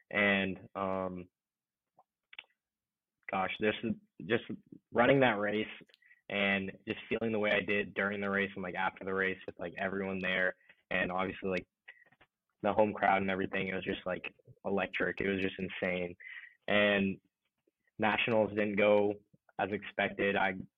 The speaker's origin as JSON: {"language": "English", "town": "Allen", "region": "Texas", "country": "United States", "tie": "born or raised there", "said": "Being like from Allen, so it's a nice little town, nice little city. It's like they're just north of Dallas, sort of like a suburban sort of place."}